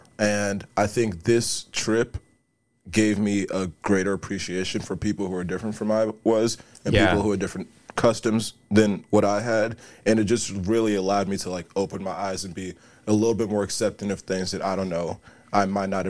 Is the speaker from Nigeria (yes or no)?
yes; Nigeria; born there; So we were there for 2 months, and so I was, you know, I was born in Nigeria.